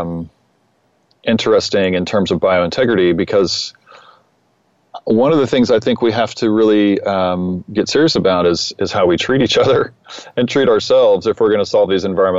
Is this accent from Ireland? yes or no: no; Austin, Texas, United States; I grew up in Austin, and I grew up in a pretty ideal setting that led to becoming a musician and an environmentalist